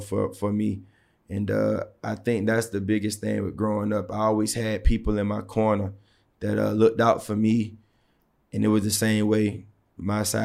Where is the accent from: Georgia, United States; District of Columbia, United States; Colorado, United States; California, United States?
Georgia, United States; Savannah; growing up in Savannah, It was one of those things where sports, sports took care of us